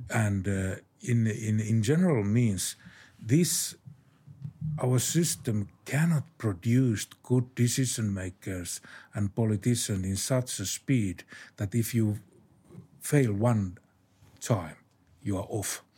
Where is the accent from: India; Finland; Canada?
Finland; my home country, Finland.